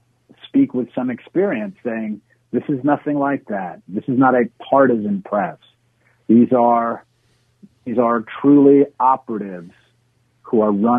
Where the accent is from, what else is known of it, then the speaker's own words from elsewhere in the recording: New York, United States; also born or lived in Puerto Rico; I was raised in New York.